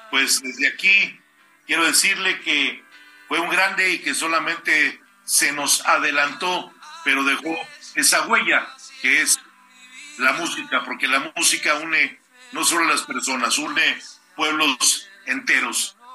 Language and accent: Spanish; Mexico; somos mexicanos unidos y tenemos un país formidable.